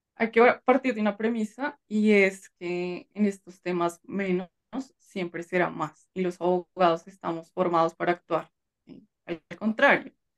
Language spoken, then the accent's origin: Spanish; Colombia; en mi país